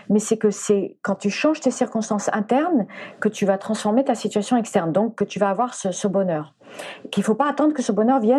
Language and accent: French; Spain; mais d'abord je venais, j'étais danseuse de flamenco, je venais d'Espagne